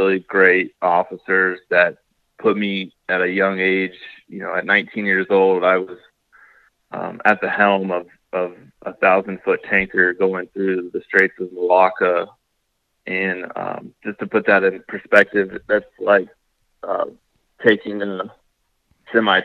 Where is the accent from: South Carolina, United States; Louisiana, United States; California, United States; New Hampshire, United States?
South Carolina, United States; Columbia; I grew up in Columbia, South Carolina, which is not on the coast